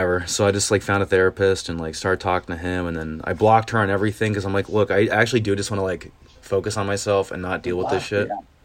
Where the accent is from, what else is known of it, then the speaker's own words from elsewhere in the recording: Indiana, United States; moved away as an adult; also born or lived in Columbia, Maryland / South Carolina / Madison, Wisconsin / Tennessee; now in Chicago, United States; I grew up in Indiana